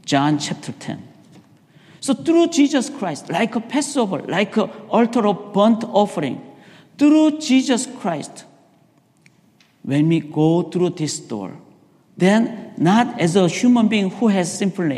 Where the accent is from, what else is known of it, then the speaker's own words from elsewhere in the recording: South Korea; moved away; I was raised in Korea.